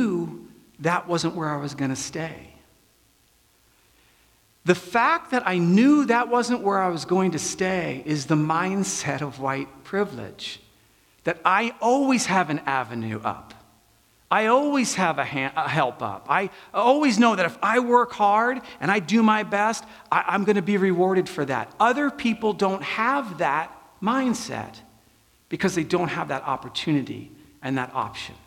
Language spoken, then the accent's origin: English; Pasadena, California, United States; also born or lived in New Jersey; we move to Pasadena. And we have no money. And so I am in the public school, and in 5th, 6th, 7th, and 8th grade